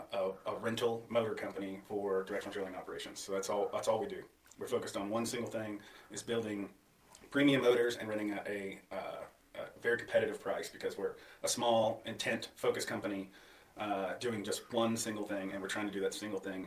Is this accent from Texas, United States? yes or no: no; St. Simons Island, Georgia, United States; also born or lived in Maine / Massachusetts / Maryland / Florida; I grew up in Georgia. Southeast Georgia, on an island called St. Simon's Island. Awesome place to grow up.